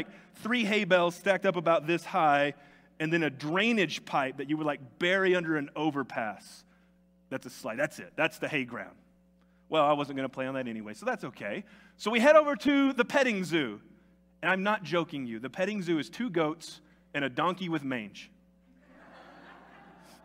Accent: Tennessee, United States; moved away as an adult; now in New Mexico, United States; Growing up in Tennessee

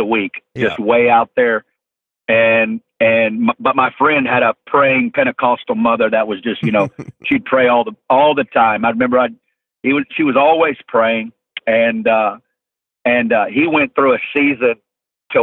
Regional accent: just outside of Fort Smith, Northwest Arkansas, United States; I'm originally from Northwest Arkansas, just outside of Fort Smith. Grew up in a great family

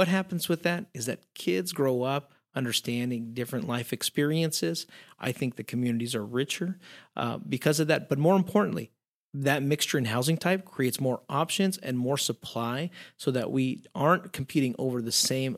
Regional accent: Mexico; I mean, I grew up in Mexico where you always had almost 3 to 4 generations in a household.

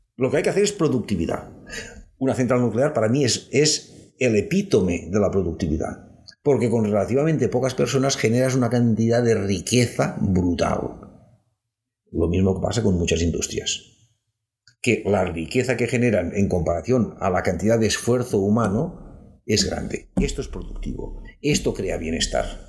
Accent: Catalonia, Spain; Cataluña, donde a veces somos también, una vez más, más pijos que nadie, con perdón, y soy catalán

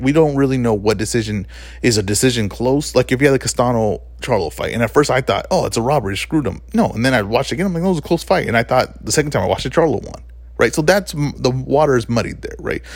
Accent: United States; we're from the States, right, well, at least I am

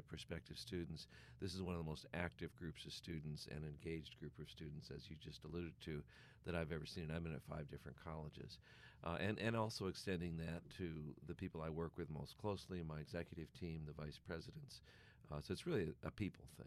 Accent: United States; as an American

